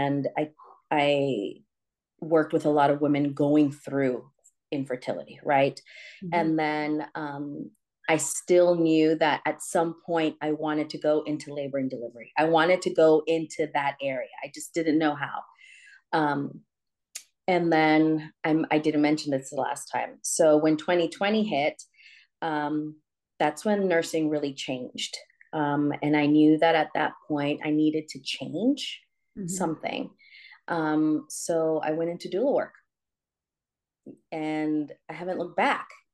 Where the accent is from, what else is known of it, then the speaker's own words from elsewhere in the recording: San Francisco, California, United States; I'm from San Francisco, Mission District